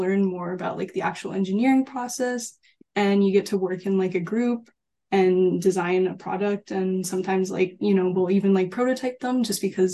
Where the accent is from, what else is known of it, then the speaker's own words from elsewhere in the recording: Calgary, Alberta, Canada; moved away as an adult; now in Vancouver, Canada; I'm originally from Calgary